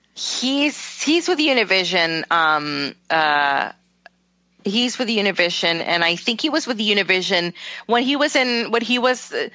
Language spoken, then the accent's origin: English; Puerto Rico; moved away; growing up in Puerto Rico